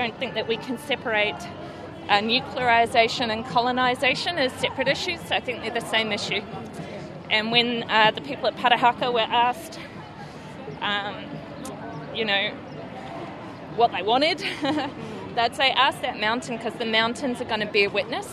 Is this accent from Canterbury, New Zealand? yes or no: no; Wellington, New Zealand; I'm not from Taranaki, I'm from Wellington.